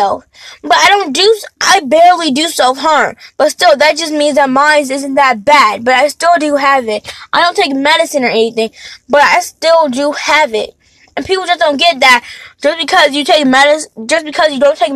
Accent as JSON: {"language": "English", "country": "United States", "said": "I'm American, but I'm an African American"}